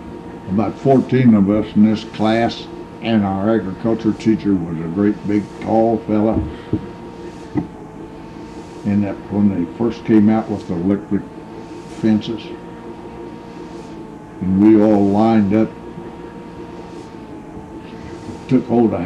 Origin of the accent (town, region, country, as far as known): Marceline, Missouri, United States; born or raised there